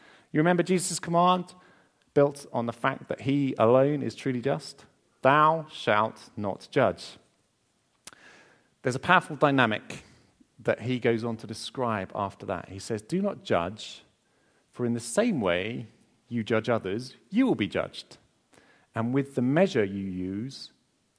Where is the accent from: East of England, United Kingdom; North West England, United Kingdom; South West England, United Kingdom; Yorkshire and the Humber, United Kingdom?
East of England, United Kingdom; Essex; I'm from Essex. Remember that my mom cleaned the house way too much when I was growing up